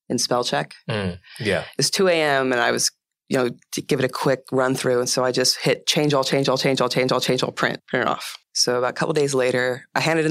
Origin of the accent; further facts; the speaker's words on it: East Bay, Northern California, United States; also born or lived in Oakland, California; I was born in the Bay Area in Oakland. And I grew up, when I was five, my parents moved from there to about 45 minutes east of Oakland to this really small town. And so I grew up in the East Bay and in Northern California